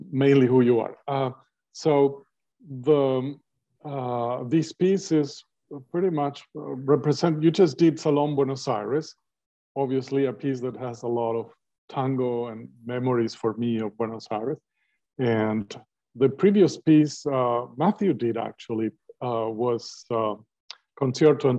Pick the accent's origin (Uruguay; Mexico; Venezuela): Uruguay; moved away as an adult; also born or lived in San Francisco, United States / Vienna, Austria / Los Angeles, United States; now in Seattle, United States; I was born in Uruguay in South America